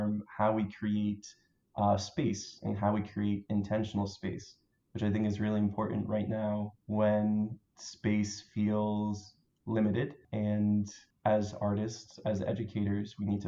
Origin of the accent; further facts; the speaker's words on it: New Hampshire, United States; moved away as an adult; also born or lived in Maryland; now in Baltimore, United States; I grew up in New Hampshire, but I moved to Maryland in 2011.